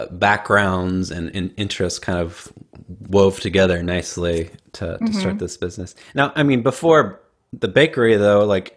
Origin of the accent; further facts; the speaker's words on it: Patterson, California, United States; here in the U.S., Central Valley. I'm from Patterson, which is right around Modesto. I'm in Sherlock right now.